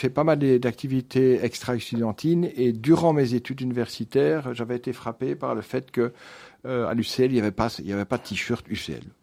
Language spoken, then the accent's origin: French; Wallonia, Belgium; Dans le Brabant wallon. Donc, mes parents étaient fermiers, mais des fermiers qui ont évolué.